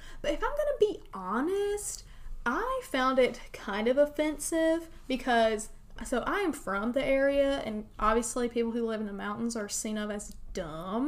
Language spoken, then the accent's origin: English; western North Carolina, United States; from around my neck of the woods, my hometown... in western North Carolina